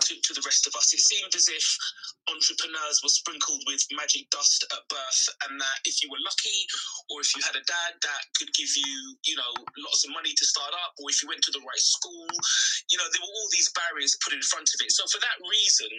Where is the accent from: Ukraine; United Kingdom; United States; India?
United Kingdom; London; I was born and raised in Brent, which is Northwest London